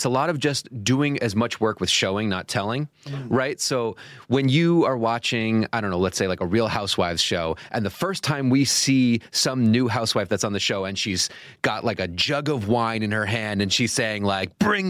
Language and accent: English; Boston, Massachusetts, United States; I grew up in Boston.